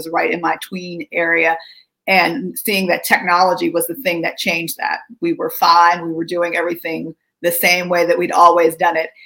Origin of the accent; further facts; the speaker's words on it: McKeesport, Pennsylvania, United States; moved away as an adult; now in Washington, D.C., United States; I grew up in McKeesport, Pennsylvania, which sits on two rivers